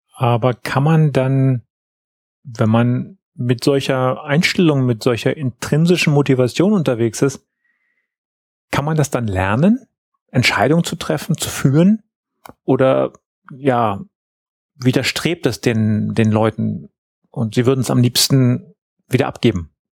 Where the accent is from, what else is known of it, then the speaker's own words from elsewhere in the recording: Berlin, Germany; moved away; meine alte Heimatstadt nach Berlin